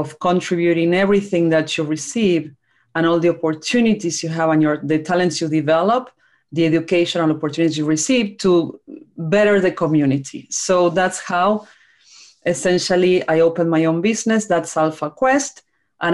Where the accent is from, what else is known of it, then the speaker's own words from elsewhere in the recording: Argentina; moved away as an adult; now in United States; So I'm a Latina. I'm from Argentina. I came to the US in 2002 for an MBA at Dartmouth. And my story starts in a small town in Argentina, in a small rural town